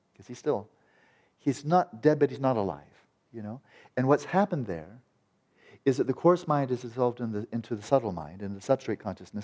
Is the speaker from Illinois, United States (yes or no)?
no; California, United States; I'm from California